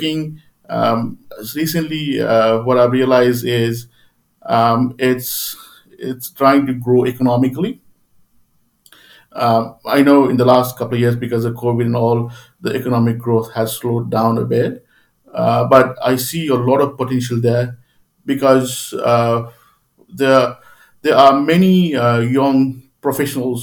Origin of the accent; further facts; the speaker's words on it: Nepal; moved away as an adult; now in Sydney, Australia; I am from Nepal. But I've been living in Australia, in Sydney, for about the last 28 years. You know, I came here as a student when I was 19 years old.